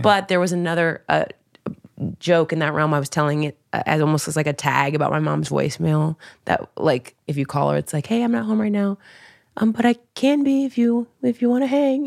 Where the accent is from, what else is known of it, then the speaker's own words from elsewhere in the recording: Dayton, Ohio, United States; moved away; I grew up in Dayton, Ohio